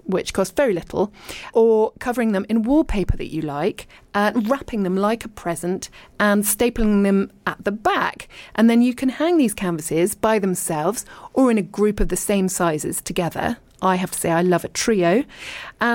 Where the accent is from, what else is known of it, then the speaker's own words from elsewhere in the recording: Richmond, London, United Kingdom; moved away as an adult; also born or lived in abroad; I was born in Richmond and I lived and worked in London, but then I lived abroad for ages and ages, and I'm now back in the UK and I live in leafy East Sheen